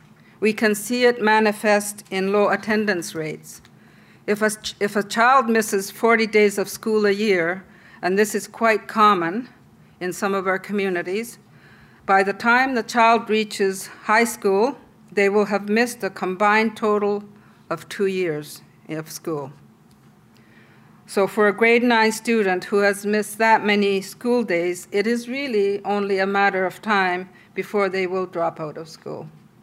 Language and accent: English; Inuit Nunangat, Canada